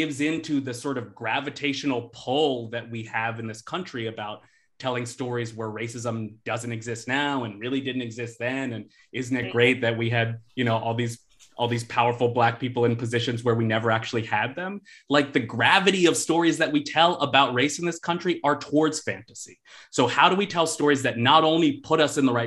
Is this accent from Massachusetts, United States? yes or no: yes; Boston, Massachusetts, United States; I'm from Boston.